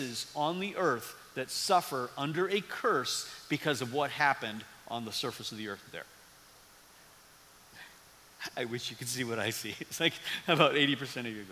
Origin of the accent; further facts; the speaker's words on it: Midwest, United States; also born or lived in East Tennessee; as a Midwesterner